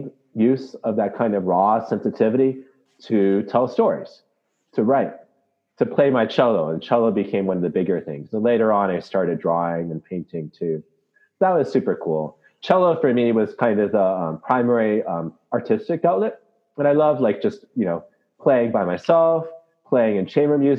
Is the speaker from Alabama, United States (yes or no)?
no; Southern California, United States; moved away as an adult; also born or lived in Malaysia / Canada; now in Washington, D.C., United States; growing up in Southern California